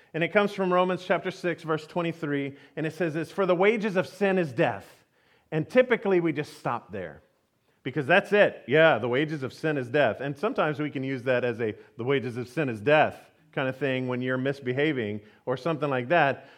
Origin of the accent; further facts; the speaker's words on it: Houston, Texas, United States; I grew up in Houston, Texas